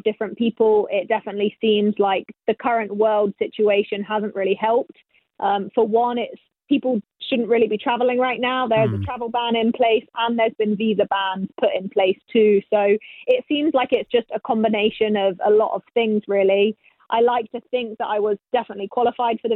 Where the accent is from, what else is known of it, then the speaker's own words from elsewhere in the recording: England, United Kingdom; moved away as an adult; now in United States; I grew up bowling in England